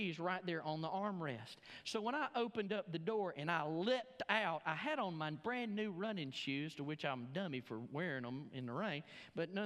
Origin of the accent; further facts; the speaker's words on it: Alabama, United States; moved away; I'm from Alabama